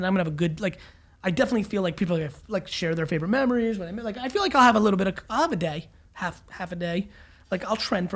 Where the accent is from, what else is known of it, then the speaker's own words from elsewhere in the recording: New Jersey, United States; I grew up in Jersey in the 80s